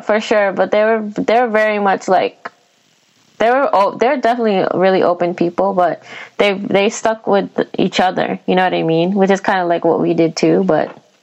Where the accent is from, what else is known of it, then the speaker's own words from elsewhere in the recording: New York City, New York, United States; we're both from Queens.